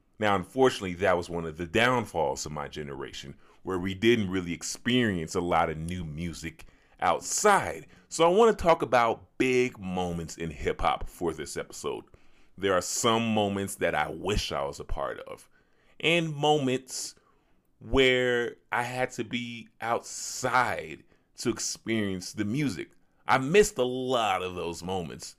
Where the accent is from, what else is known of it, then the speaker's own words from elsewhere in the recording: Chicago, Illinois, United States; I'm also a young brother who's from Chicago